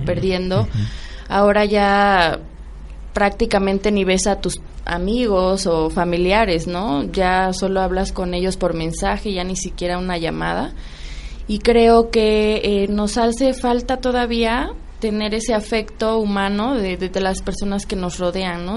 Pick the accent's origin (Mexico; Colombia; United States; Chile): Mexico; como mexicanos